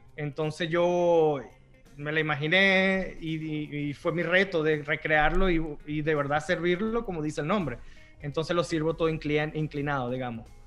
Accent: Venezuela; moved away; yo crecí en Venezuela, los postres con que yo crecí me identifico muchísimo

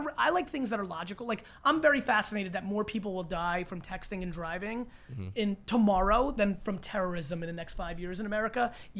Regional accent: Northeast, United States; I grew up in the Northeast where college football is nothing.

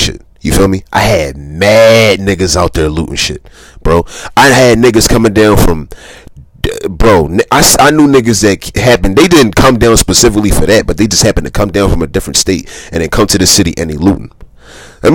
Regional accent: Philadelphia, Pennsylvania, United States; I'm from South Philly

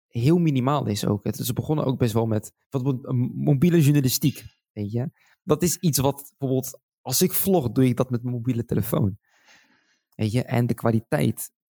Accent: Schiedam, South Holland, Netherlands; born there; Ik woonde toen destijds in Schiedam. en ja en tuurlijk, Schiedam is voor mij gewoon, dat is mijn geboortestad.

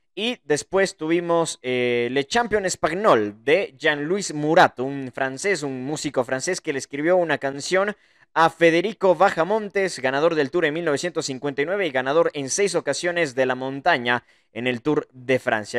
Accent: Ecuador; soy ecuatoriano

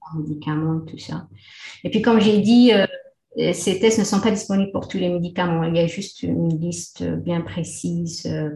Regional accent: Taza, Fès-Meknès, Morocco; moved away as an adult; also born or lived in Le Mans, France / Nantes, France / Montreal, Canada; now in Qatar; je suis née au Maroc dans une petite ville qui s'appelle Taza.

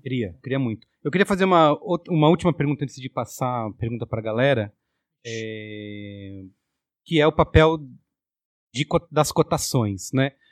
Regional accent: Barbacena, Minas Gerais, Brazil; moved away; quando eu era jovem lá em Barbacena

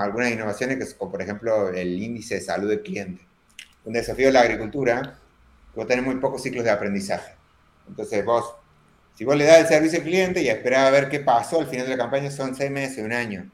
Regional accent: Córdoba, Argentina; accent: cordobés; soy argentino, pero no tengo tanto acento argentino, sino tengo acento cordobés

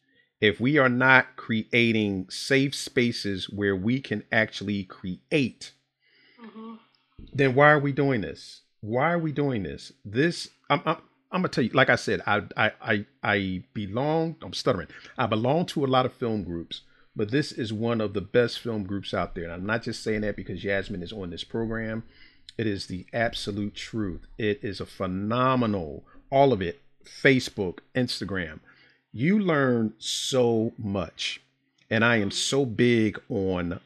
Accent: Philadelphia, Pennsylvania, United States

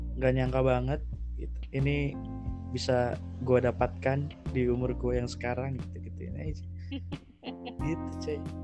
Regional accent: Bogor, West Java, Indonesia; dari S D, eh, dari kecil, di Bogor terus

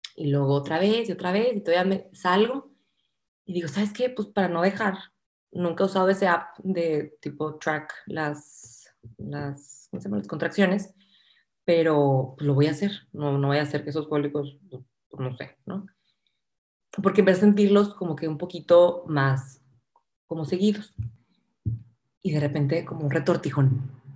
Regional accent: Monterrey, Nuevo León, Mexico; soy de Monterrey, eh, estudié arquitectura aquí en el TEC

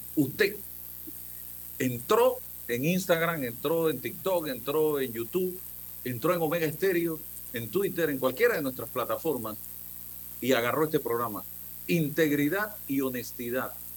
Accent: Panama; un país como el nuestro

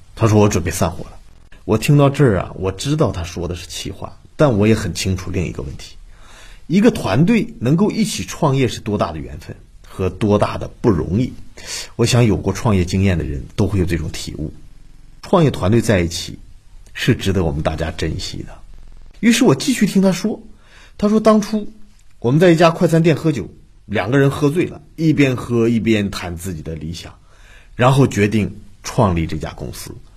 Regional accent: China; 我们中国人

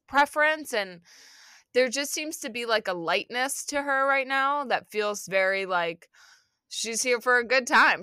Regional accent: Philadelphia, Pennsylvania, United States; now in New York, United States; growing up in Philly

